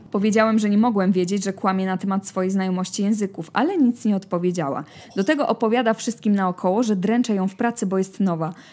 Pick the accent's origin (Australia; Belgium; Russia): Belgium; first language Dutch; Polish is a second language; niewiele osób o tym wie, ale wychowywałem się w Belgii. Tam językami urzędowymi są francuski, niderlandzki i niemiecki. Niderlandzki to mój język ojczysty.